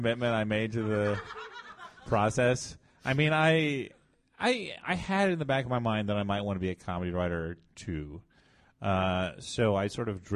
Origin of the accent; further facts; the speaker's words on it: Illinois, United States; moved away as an adult; also born or lived in Savannah; now in New York, United States; I'm from Illinois. I'm from a tiny town in the middle of Illinois